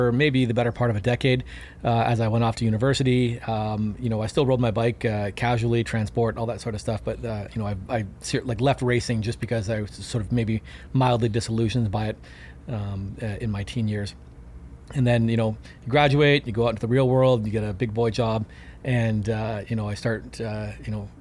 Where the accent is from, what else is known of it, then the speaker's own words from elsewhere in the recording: Canada; I'm from Canada